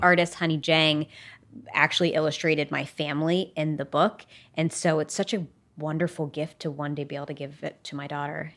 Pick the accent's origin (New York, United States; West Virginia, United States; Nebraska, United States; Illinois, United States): West Virginia, United States; growing up in West Virginia, you go on field trips to coal mines.